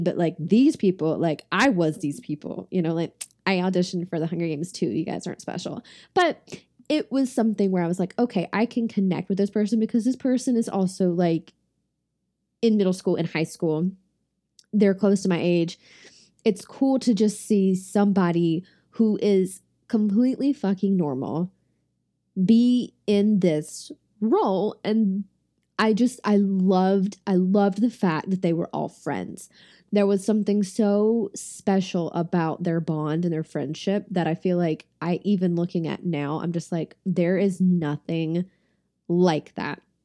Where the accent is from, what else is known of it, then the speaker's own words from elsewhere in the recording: Shelby, North Carolina, United States; my hometown of Shelby, North Carolina